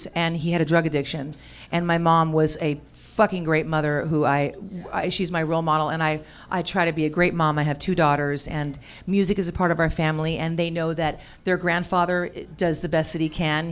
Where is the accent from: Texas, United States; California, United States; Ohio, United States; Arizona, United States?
California, United States; I grew up in California